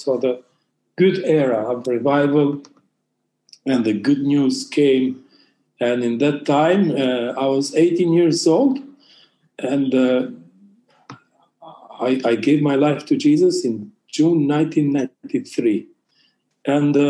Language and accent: English; Albania; I am from Albania. Albania is, if you don't know where it is, so it's north of Greece and west of Italy. It's located in Balkan region.